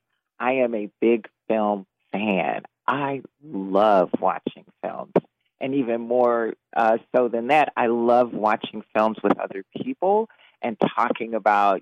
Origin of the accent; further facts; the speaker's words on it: Gary, Indiana, United States; moved away as an adult; now in Seattle, United States; Right now I live in Seattle, Washington, but I grew up in Gary and I graduated from Emerson High School